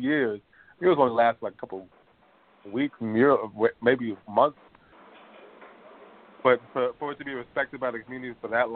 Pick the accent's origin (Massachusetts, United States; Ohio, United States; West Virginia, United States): Massachusetts, United States; Boston; now in Los Angeles, United States; I'm from Boston